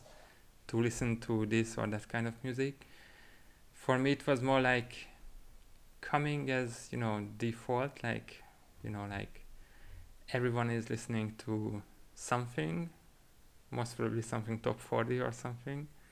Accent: Budapest, Hungary; moved away as an adult; now in Barcelona, Spain; I'm originally from Hungary, mm-hmm. from Budapest. Uh, I came here to Spain eight years ago

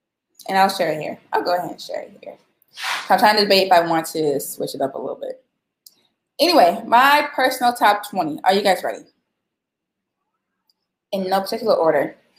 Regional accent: Illinois, United States; I always cheer for my home state.

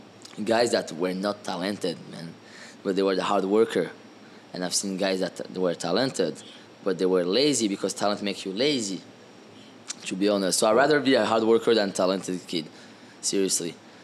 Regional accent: France; I grew up in France in boarding school with a French team, so I had a good base

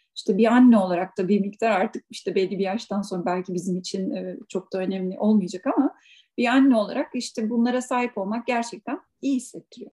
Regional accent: Biga, Çanakkale, Turkey; moved away as an adult; also born or lived in İzmir; now in Switzerland; memleket benim doğduğum, büyüdüğüm hala ailemin olduğu yer. Çanakkale Bigla

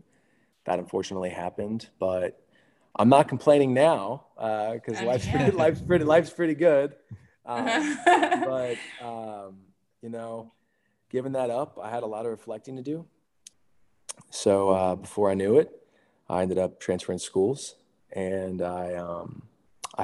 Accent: Hershey, Pennsylvania, United States; I grew up in Hershey, Pennsylvania

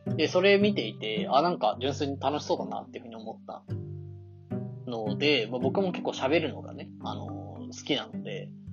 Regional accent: Kanto, Japan; 関東に生まれて、関東でずっと生まれ育ってきて

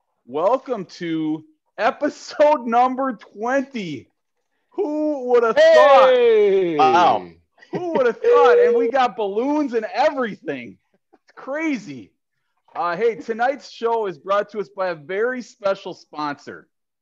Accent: Minneapolis, Minnesota, United States; moved away; growing up in the Twin Cities

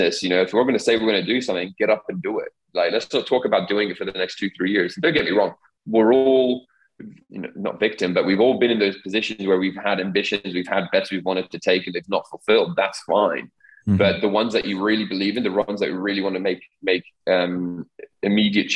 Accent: Dubai, United Arab Emirates; growing up in the Middle East, growing up in Dubai, where change was ever present

